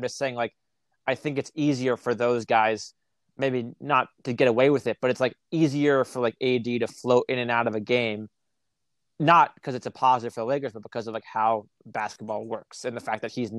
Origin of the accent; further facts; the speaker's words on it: Boston, Massachusetts, United States; moved away; I'm from Boston originally